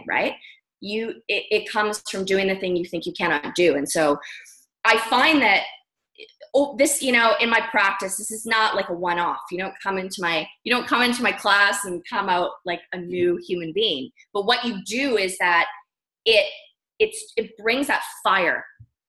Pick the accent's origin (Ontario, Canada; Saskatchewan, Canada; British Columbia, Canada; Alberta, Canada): British Columbia, Canada; Vancouver; moved away as an adult; now in Bali, Indonesia; I'm from Canada. I was raised in Vancouver, British Columbia